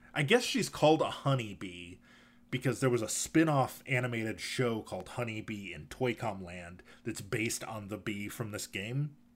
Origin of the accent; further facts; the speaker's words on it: Michigan, United States; I grew up in Michigan, and hockey is definitely a thing there.